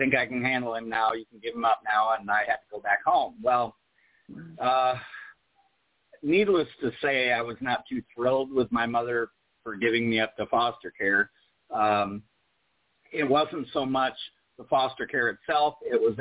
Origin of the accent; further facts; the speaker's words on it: Des Moines, Iowa, United States; also born or lived in California / Cherokee, Iowa; now in Huntsville, United States; at 8 years old, we moved from California to the state of Iowa, and that's where her family is from